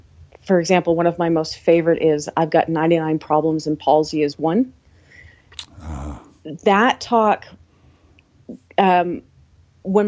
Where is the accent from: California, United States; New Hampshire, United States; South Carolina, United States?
New Hampshire, United States; Deerfield; also born or lived in Boston; now in Trondheim, Norway; I'm from a teeny town in New Hampshire, America, but my family is from Boston, so when people ask, I say Boston, because that's easier to find than Deerfield, New Hampshire.